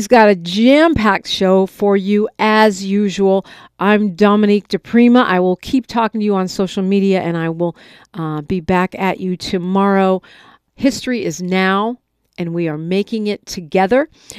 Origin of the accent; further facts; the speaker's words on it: the Bay Area, California, United States; now in Los Angeles, United States; I'm from the Bay, and I grew up with the rain, but not rain like this.